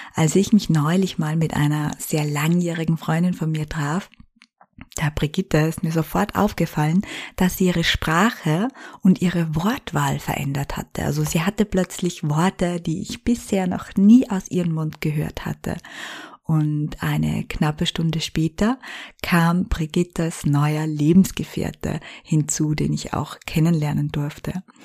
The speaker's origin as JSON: {"language": "German", "region": "Styria", "country": "Austria", "tie": "born or raised there", "moved": "as an adult", "lives_now": "Vienna, Austria", "said": "meine Heimat verließ, meinen alten Job an den Nagel hängte und von der Steiermark nach Wien in die Hauptstadt zog"}